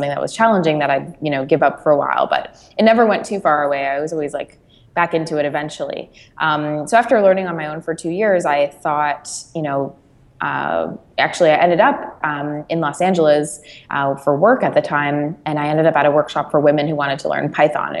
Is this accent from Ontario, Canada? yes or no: yes; Brampton, Ontario, Canada; I grew up outside of Toronto in Brampton